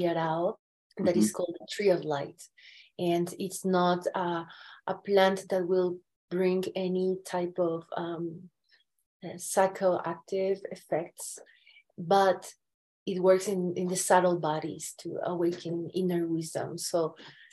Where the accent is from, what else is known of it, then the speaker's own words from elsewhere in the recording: Andean Mountains of Ecuador, Andes, Ecuador; moved away; I was born and raised in the Andean Mountains of Ecuador.